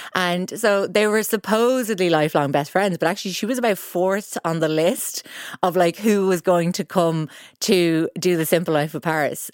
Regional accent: Ireland; being Irish

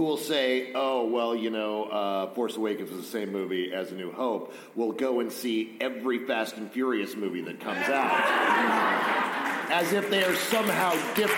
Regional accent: Texas, United States; I come from Texas, and we speak in fajitas

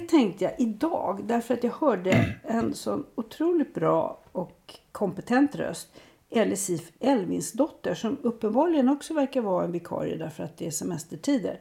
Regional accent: Sweden; för mig som svensk

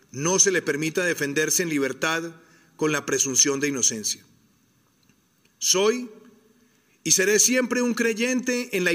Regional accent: Colombia; Duele como colombiano

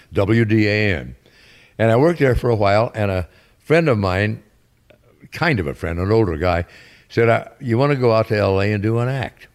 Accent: Danville, Illinois, United States; moved away as an adult; also born or lived in New Orleans / New York; I grew up in Illinois, Danville, Illinois.

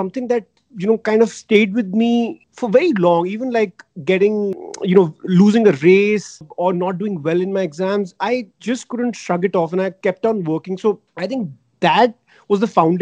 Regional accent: Delhi, India; I grew up in Delhi

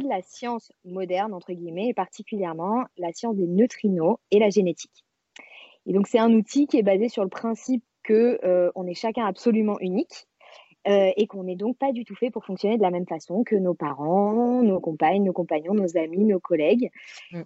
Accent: Marseille, Provence-Alpes-Côte d'Azur, France; moved away as an adult; now in Paris, France; je vis à Paris depuis une dizaine d'années, mais je suis marseillaise d'origine

